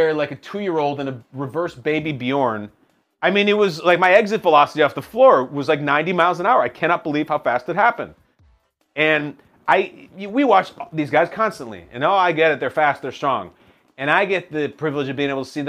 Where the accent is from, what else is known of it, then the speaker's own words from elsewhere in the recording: Chicago, Illinois, United States; I'm from Chicago